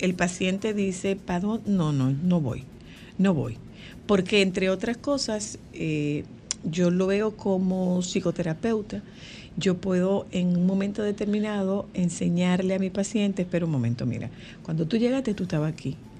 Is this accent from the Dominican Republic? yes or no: yes; Nagua, María Trinidad Sánchez, Dominican Republic; moved away; hay un punto en Nagua que me huele a mi niñez